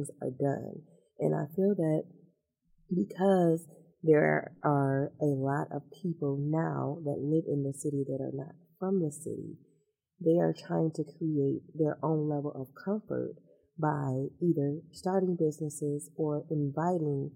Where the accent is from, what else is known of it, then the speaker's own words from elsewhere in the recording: Detroit, Michigan, United States; also born or lived in Southfield; now in Detroit, United States; I'm a Detroiter. I'm from Detroit